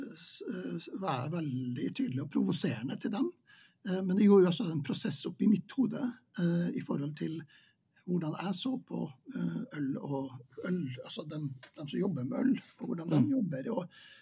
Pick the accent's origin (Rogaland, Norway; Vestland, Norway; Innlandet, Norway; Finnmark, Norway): Finnmark, Norway; Vadsø; moved away as an adult; now in Trondheim, Norway; jeg er jo født og oppvokst i Vadsø